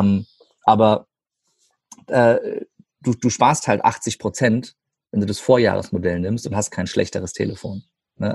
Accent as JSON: {"language": "German", "region": "Rhine-Main area", "country": "Germany", "said": "Rhein-Main-Gebiet zum Beispiel, das ist meine Heimat"}